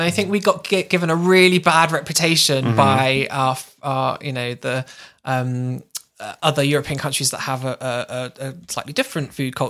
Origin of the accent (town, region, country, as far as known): Somerset, South West England, United Kingdom; moved away